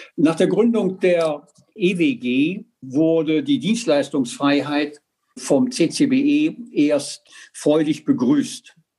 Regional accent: Germany; bei uns in Deutschland

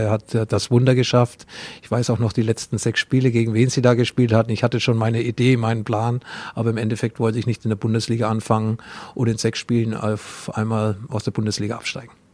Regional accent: Franconia, Bavaria, Germany; accent: Franconian dialect; wir in dem Bereich im Frankenland

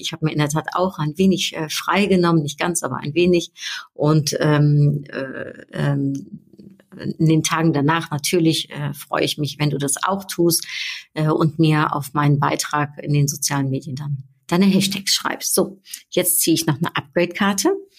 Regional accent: Netherlands; now in Düsseldorf, Germany; Ich bin ja Niederländerin und ich bin jetzt schon so lang nicht mehr in meiner Heimat gewesen

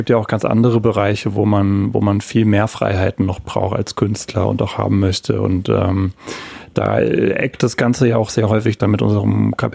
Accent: Heidelberg, Baden-Württemberg, Germany; Absolut, ja. Ich bin in Heidelberg geboren, aufgewachsen und äh, habe hier auch angefangen zu studieren, zwei Jahre Physik tatsächlich.

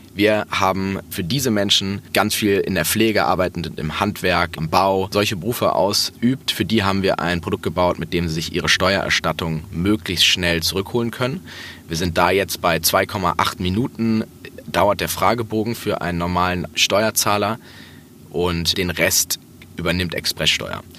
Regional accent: Hamburg, Germany; Ich bin in Hamburg aufgewachsen

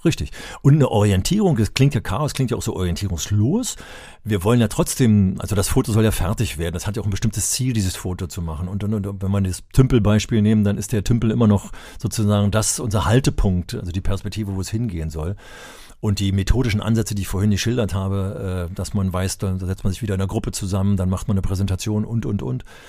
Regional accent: Berlin, Germany; ich bin ja in Berlin aufgewachsen

